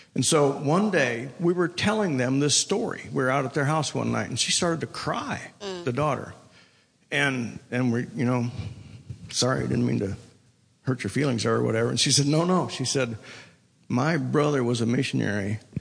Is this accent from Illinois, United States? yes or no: no; Colorado, United States; moved away; also born or lived in India / Tulsa, Oklahoma; I'm from Colorado